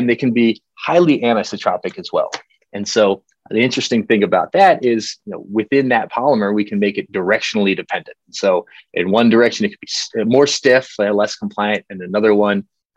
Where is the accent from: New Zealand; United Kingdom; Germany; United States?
United States; York, Pennsylvania; moved away as an adult; also born or lived in Colorado; now in Denver, United States; I grew up in Pennsylvania, York, Pennsylvania